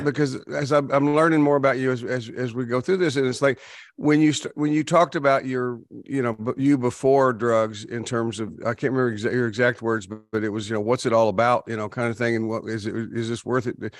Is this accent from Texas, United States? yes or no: yes; Texas, United States; I'm from Texas